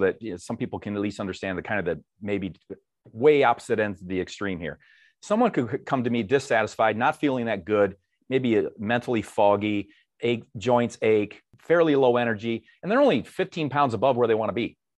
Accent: Dixon, Illinois, United States; moved away as an adult; I grew up in a small town, Northwest Illinois, hometown of, uh, former President Ronald Reagan, Dixon, Illinois

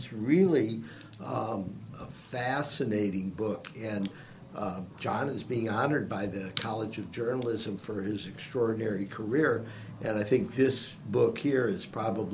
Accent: Cleveland, Ohio, United States; now in Gainesville, United States; I'm from Cleveland

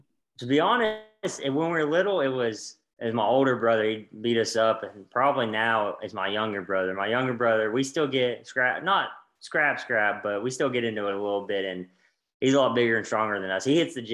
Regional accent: Alcoa, Tennessee, United States; I grew up just outside of Knoxville. It's a town called Alcoa.

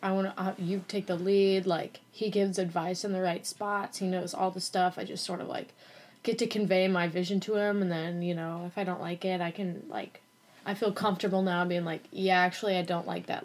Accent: Norwalk, Iowa, United States; also born or lived in Nashville; now in Iowa City, United States; I grew up in Norwalk Iowa which is like kind of a suburb of Des Moines

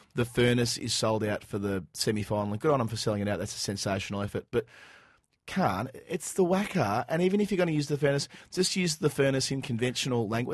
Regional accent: Dandenong, Victoria, Australia; I, I grew up in Dandenong

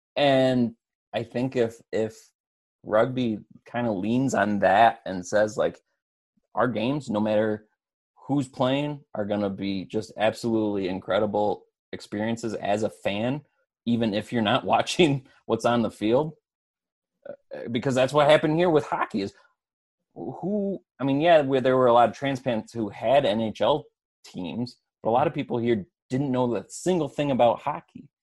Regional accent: West Michigan, United States; growing up in West Michigan

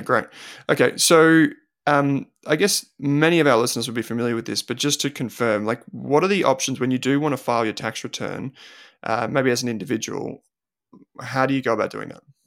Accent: Australia; growing up in Australia

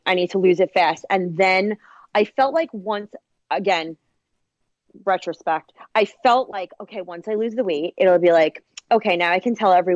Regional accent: Long Island, New York, United States; accent: Long Island

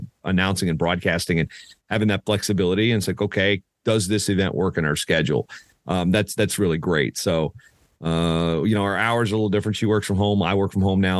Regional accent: Southeastern Virginia, United States; I grew up in Southeastern Virginia

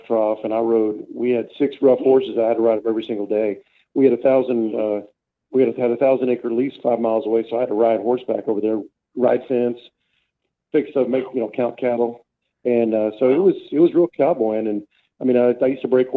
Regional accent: San Angelo, Texas, United States; I'm from San Angelo, West Texas

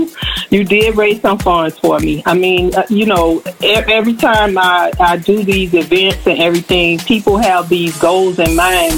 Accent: Miami-Dade County, Florida, United States; I've been a long-time resident of Miami-Dade County, graduated all through high school, middle school, and I graduated from a college right here, Florida Memorial University.

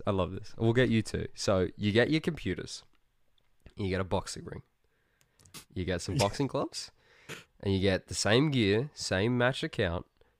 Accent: Australia; I'm Australian

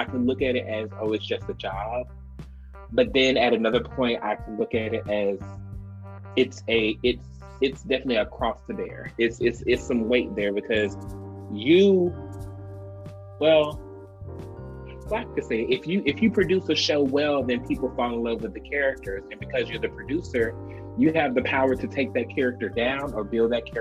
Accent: Decatur, Georgia, United States; also born or lived in Atlanta; now in Dallas, United States; I'm just from Decatur, Georgia, the hood

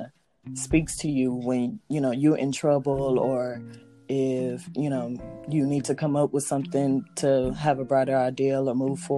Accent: Houston, Texas, United States; My mother, she's from Houston, so I grew up in the Houston area

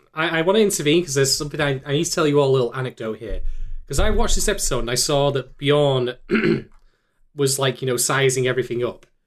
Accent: Manchester, North West England, United Kingdom; my hometown

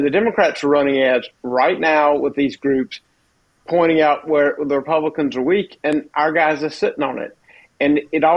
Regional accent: South Carolina, United States; I'm from South Carolina. Grew up in South Carolina politics

